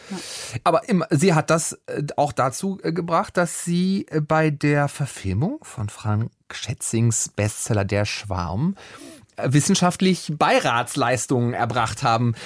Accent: Hamburg, Germany; als gebürtigem Hamburger

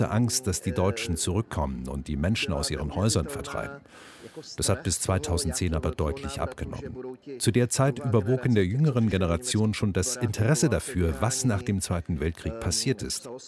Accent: Karlovy Vary Region, Czechia; Ich komme aus der Gegend um Marienbad, Karlsbad, Franzensbad, was bekannte Kurorte sind, die früher deutschsprachig waren.

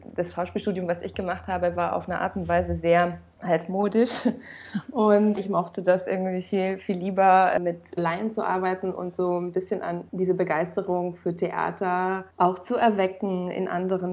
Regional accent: Romania; moved away as an adult; now in Germany; ich bin in Rumänien geboren und aufgewachsen

